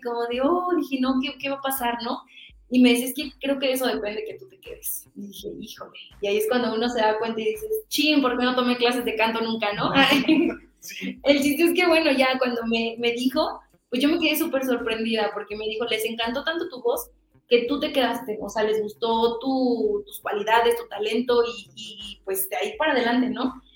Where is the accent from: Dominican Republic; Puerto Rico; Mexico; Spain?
Mexico; Michoacán; yo soy de Michoacán